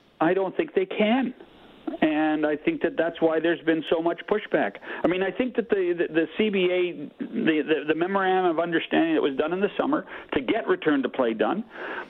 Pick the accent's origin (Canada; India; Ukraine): Canada; as a Canadian